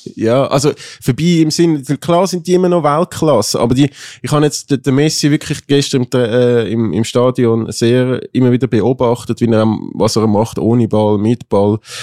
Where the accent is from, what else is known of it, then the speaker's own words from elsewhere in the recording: Switzerland; wir Schweizer